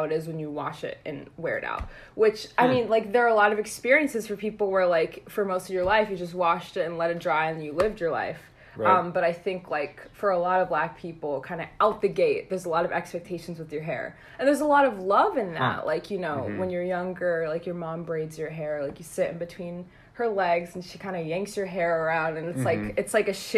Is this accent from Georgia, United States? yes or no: yes; Snellville, Georgia, United States; moved away as an adult; now in Washington, D.C., United States; I'm from Snellville, Georgia.